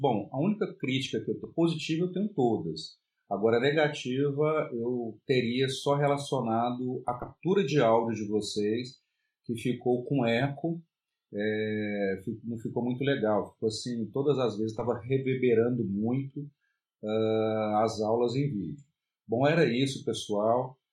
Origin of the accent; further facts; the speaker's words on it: Brasília, Federal District, Brazil; eu sou de Brasília, no Distrito Federal